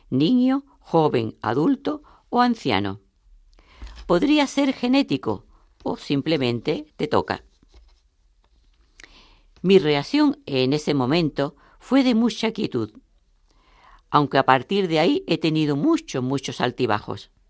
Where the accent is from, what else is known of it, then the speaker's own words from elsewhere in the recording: Murcia, Region of Murcia, Spain; de Murcia.